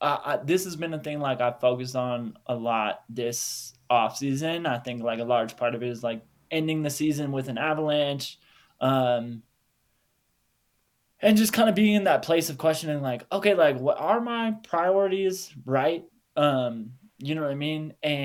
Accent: Denver, Colorado, United States; I'm from Denver, Boulder area, like, right from there you can see a peak.

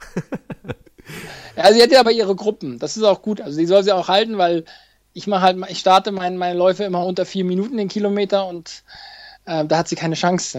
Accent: Hamburg, Germany; Hamburg will ich natürlich auch nochmal laufen, äh, meine Heimatstadt.

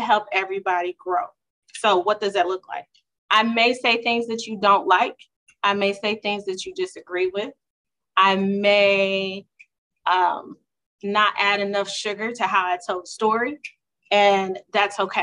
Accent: Houston, Texas, United States; also born or lived in Dallas, Texas; I'm originally from Houston

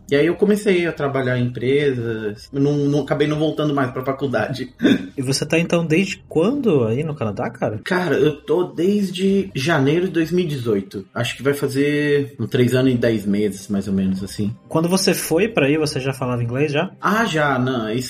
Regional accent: São Bernardo do Campo, São Paulo, Brazil; born there; mas eu nasci, se não me engano, em São Bernardo do Campo.

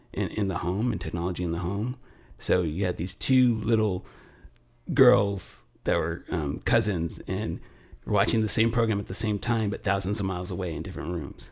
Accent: Los Angeles, California, United States; I grew up in Los Angeles

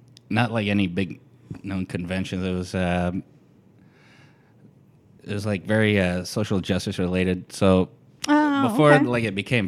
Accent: Phoenix, Arizona, United States; moved away as an adult; now in Portland, United States; I am from Phoenix, Arizona.

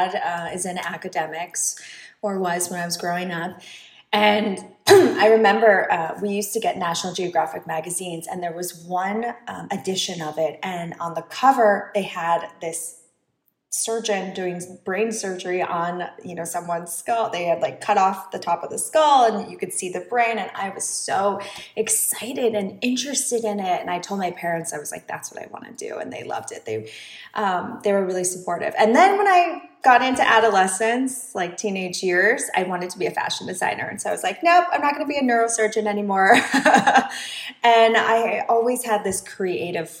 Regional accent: Minnesota, United States; moved away; also born or lived in New York; I grew up in Minnesota.

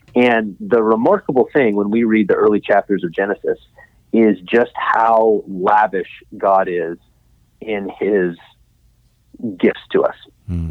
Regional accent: Midland, Texas, United States; I grew up in West Texas, uh, in Midland

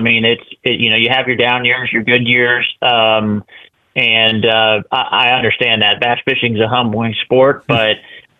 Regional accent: Florida, United States; now in Arkansas, United States; growing up in Florida too

